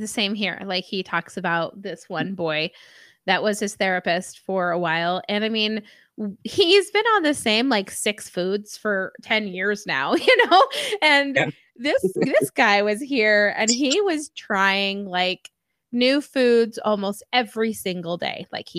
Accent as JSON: {"language": "English", "region": "Utah", "country": "United States", "said": "I'm from Utah, so I'm just, yeah, I've been on the West Coast."}